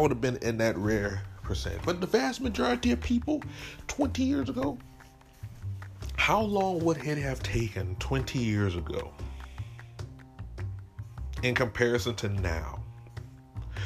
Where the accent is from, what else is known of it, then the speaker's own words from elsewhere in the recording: New Iberia, Louisiana, United States; shout out to Westgate and shout out to New Iberia